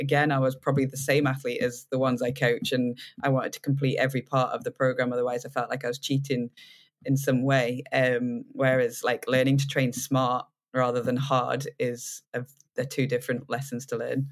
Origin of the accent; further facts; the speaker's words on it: United Kingdom; being British